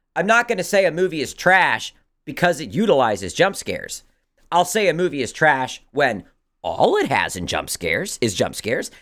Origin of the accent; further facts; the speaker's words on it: Maryland, United States; growing up in Maryland